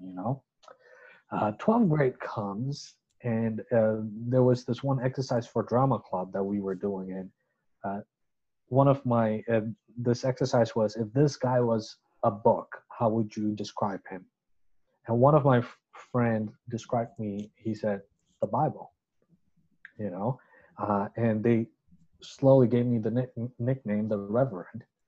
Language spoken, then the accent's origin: English; Chittagong, Chittagong Division, Bangladesh; I got a scholarship to attend this school, which was American school in my hometown of Chittagong, Bangladesh. Um, so I grew up in that school